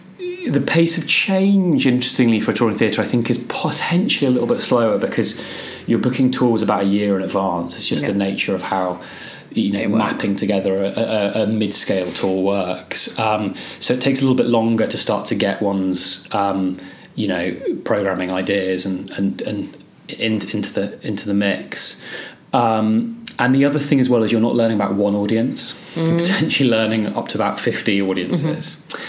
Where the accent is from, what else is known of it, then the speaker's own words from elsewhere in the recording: Scotland, United Kingdom; moved away as an adult; now in Birmingham, United Kingdom; Now I've obviously lost my Scottish accent. And it was something, being English was used as an enormous insult where I was. And it was something that I'd only moved to England when I was 18 and went to uni down here in Birmingham.